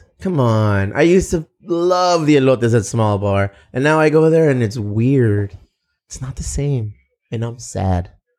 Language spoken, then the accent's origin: English; Chula Vista, California, United States; we're from Chula Vista. We're from the South Bay.